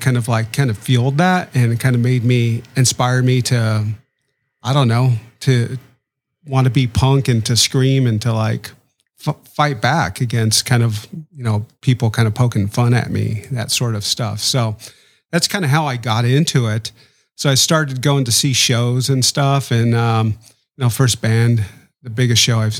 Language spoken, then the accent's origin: English; Denver, Colorado, United States; I'm originally from Denver, Colorado